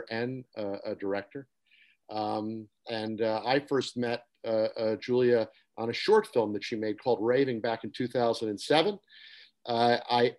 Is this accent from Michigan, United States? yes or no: no; New York City, New York, United States; I was born in New York City on the Upper East Side